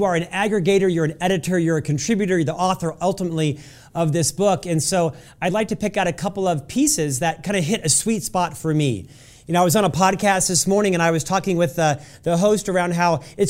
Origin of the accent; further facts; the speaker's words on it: Florida, United States; now in Utah, United States; He really took on a father figure for me when I moved from Florida and came to Utah.